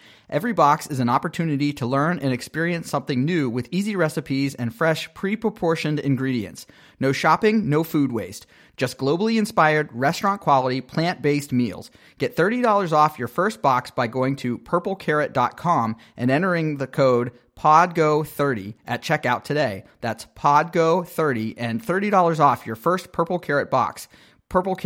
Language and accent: English; Pittsburgh, Pennsylvania, United States; moved away; I am from Pittsburgh